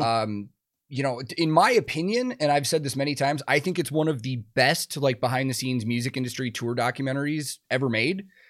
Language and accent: English; small town outside of Chicago, Illinois, United States; now in Nashville, United States; I grew up in a very small town outside of Chicago